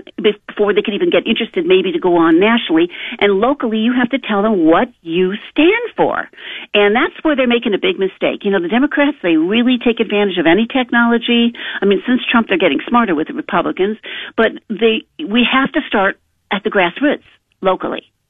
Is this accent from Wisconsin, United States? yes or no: no; Lorain, Ohio, United States; that was my hometown. I grew up there